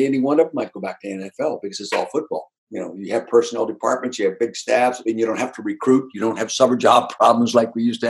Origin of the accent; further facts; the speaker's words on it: Calistoga, California, United States; moved away as an adult; also born or lived in Kansas City; now in Philadelphia, United States; my hometown in Calistoga in the Napa Valley